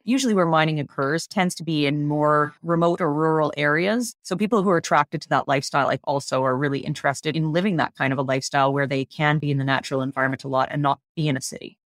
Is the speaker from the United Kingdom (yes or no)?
no; British Columbia, Canada; I grew up in British Columbia, fortunate enough to be in an area with lots of wilderness nearby